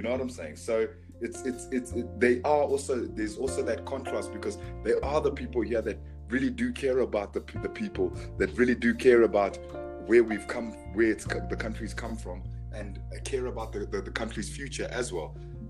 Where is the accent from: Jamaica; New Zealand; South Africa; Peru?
South Africa; moved away; also born or lived in United Kingdom; growing up in South Africa, it's the most racist country in the world. You know what I'm saying? I grew up in the UK in my young years, and I came here.